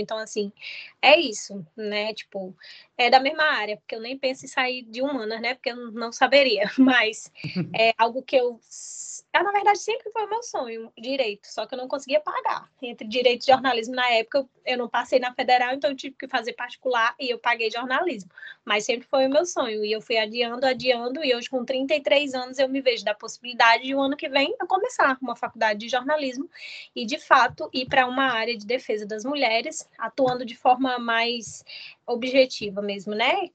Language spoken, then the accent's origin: Portuguese; Cruzeiro do Sul, Acre, Brazil; also born or lived in Rio Branco / Porto Velho / São José do Rio Preto / Rio de Janeiro; now in João Pessoa, Brazil; Eu sou de Cruzeiro do Sul, já morei. Olha, saí de Cruzeiro do Sul, morei em Rio Branco